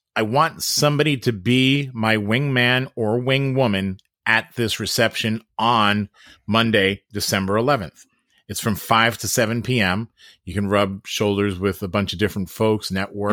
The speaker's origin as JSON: {"language": "English", "area": "Long Island", "region": "New York", "country": "United States", "said": "I'm from Long Island"}